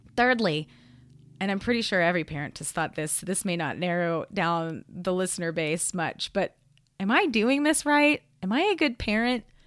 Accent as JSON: {"language": "English", "town": "Gainesville", "region": "Florida", "country": "United States", "tie": "born or raised there", "also_born_or_lived": "Spain", "moved": "yes", "lives_now": "Denver, United States", "said": "I grew up in Gainesville, Florida"}